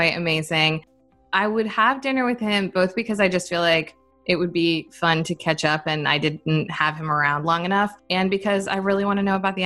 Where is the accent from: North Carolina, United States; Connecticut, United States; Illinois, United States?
Connecticut, United States; moved away; When I was growing up in Connecticut